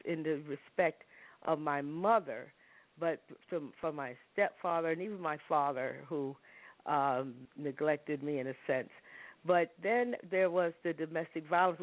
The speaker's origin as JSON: {"language": "English", "town": "New York City", "region": "New York", "country": "United States", "tie": "born or raised there", "also_born_or_lived": "Harlem", "moved": "as an adult", "said": "I tell people I was born in Harlem and raised in the South Bronx"}